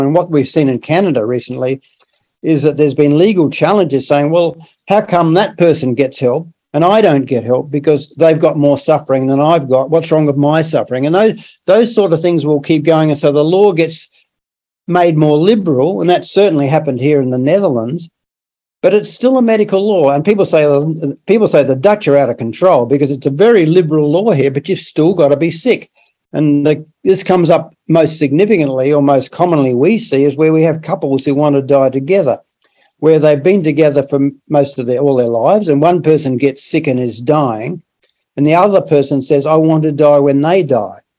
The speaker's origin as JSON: {"language": "English", "region": "South Australia", "country": "Australia", "tie": "born or raised there", "said": "I brought up in in South Australia, which is another part of Australia, the southern a southern state"}